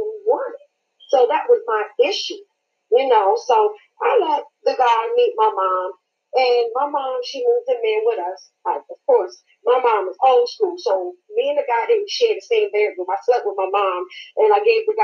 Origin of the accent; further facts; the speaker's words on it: New York, United States; now in Jonesboro, United States; I'm originally from New York, but I reside in Georgia, Jonesboro.